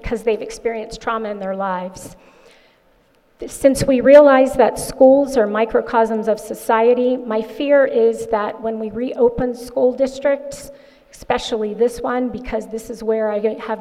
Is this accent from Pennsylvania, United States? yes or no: no; Bishopville, Maryland, United States; moved away as an adult; also born or lived in Ohio; now in Sussex County, United States; I am not a native of Sussex County, but I am from Bishopville, Maryland.